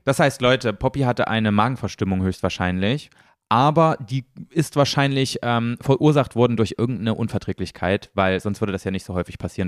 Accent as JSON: {"language": "German", "region": "East Germany", "country": "Germany", "said": "ich komme ja aus dem Osten"}